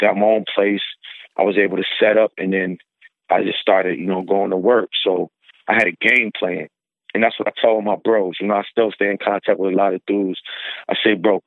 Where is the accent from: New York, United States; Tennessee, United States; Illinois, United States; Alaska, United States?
New York, United States; Syracuse; moved away; also born or lived in Buffalo; I'm originally from Syracuse.